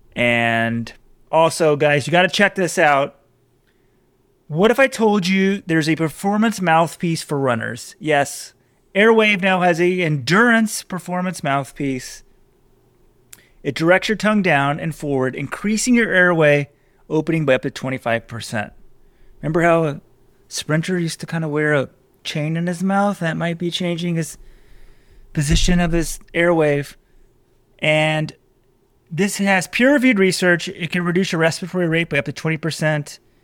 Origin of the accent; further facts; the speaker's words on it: Texas, United States; I'm from Texas